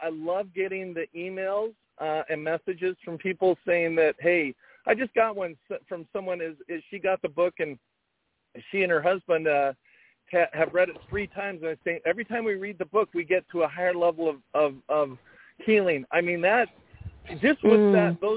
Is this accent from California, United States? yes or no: yes; Fullerton, California, United States; we grew up in Fullerton.